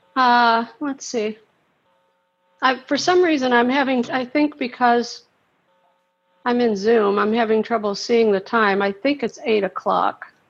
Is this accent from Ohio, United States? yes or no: yes; Cincinnati, Ohio, United States; now in St. Petersburg, United States; I'm in St. Petersburg, Florida, but I'm from Cincinnati